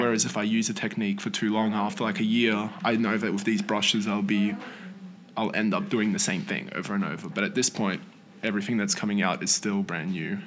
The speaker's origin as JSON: {"language": "English", "region": "northern New South Wales", "country": "Australia", "tie": "born or raised there", "also_born_or_lived": "Poland", "said": "I'm from northern New South Wales, just from like a little town on the coast there."}